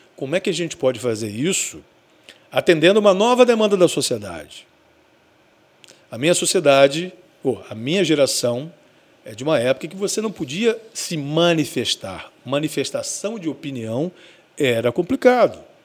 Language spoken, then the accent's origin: Portuguese; Rio de Janeiro, Brazil; now in Espírito Santo, Brazil; Eu morava, eu sou carioca, e eu morava num lugar muito de difícil acesso